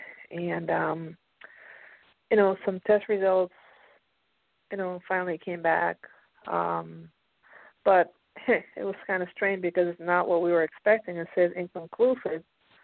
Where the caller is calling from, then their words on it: Pennsylvania, United States; I'm calling from Pennsylvania.